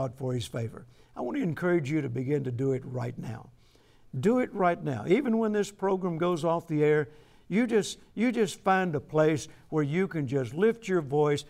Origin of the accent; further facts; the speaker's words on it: the South, United States; I'm from the South